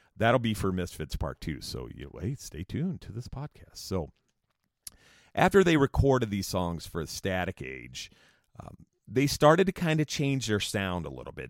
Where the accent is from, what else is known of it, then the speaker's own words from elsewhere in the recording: New Jersey, United States; moved away; I'm actually from South New Jersey, which is very rural